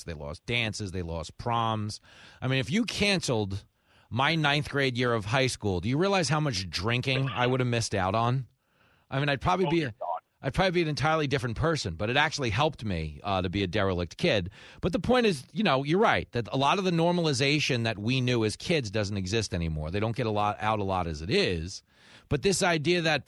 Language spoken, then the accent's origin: English; Long Island, New York, United States; A lot of the schools I grew up in on Long Island had armed guards.